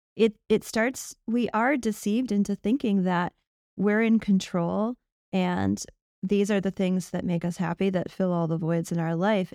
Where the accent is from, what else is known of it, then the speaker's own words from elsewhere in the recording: United States; as an American